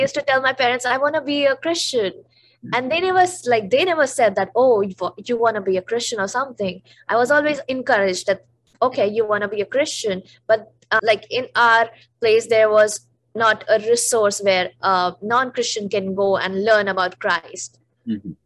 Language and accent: English; the Himalayas, northern India, India; moved away; I'm a North Indian and that too I am from the Himalayas.